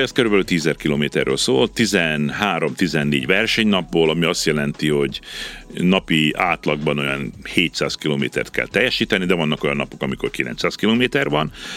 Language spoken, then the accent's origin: Hungarian; Subotica, Vojvodina, Serbia; én így születtem, én itt Szabadkán születtem, mm-hmm. az mhm. első naptól itt vagyok